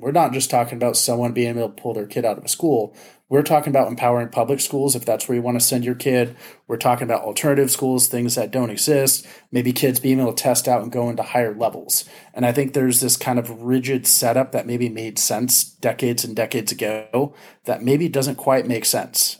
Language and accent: English; Ventura County, California, United States; where I grew up in Ventura County, we had great schools